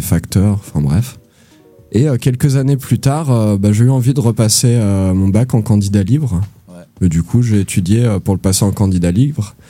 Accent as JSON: {"language": "French", "area": "Ardennes", "region": "Grand Est", "country": "France", "tie": "born or raised there", "also_born_or_lived": "Toulouse", "moved": "yes", "said": "je suis né dans les Ardennes"}